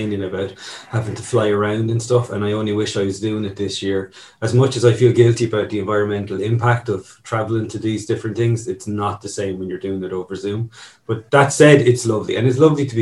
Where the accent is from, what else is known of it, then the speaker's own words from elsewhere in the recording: Newry, Northern Ireland, United Kingdom; moved away; a little bit comes from my own childhood being up in the north. I was originally from Newry